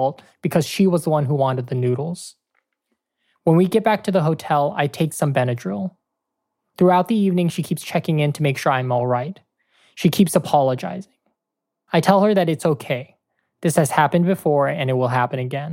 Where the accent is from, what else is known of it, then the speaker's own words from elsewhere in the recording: Oakland, California, United States; moved away as an adult; also born or lived in San Francisco; now in Iowa City, United States; I didn't even have this kind of hookup in Oakland, and I grew up there